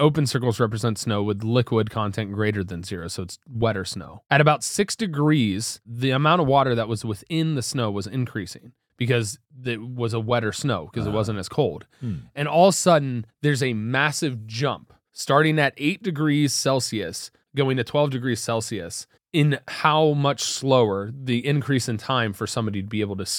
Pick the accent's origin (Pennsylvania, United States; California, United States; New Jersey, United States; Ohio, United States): Ohio, United States; moved away; I'm from Ohio. It's colder there.